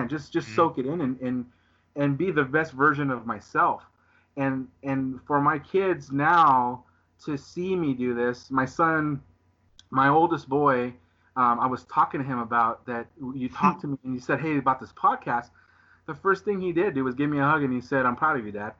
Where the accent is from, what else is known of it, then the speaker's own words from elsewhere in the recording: Southern California, United States; I'm from Southern California, so I live in Southern California.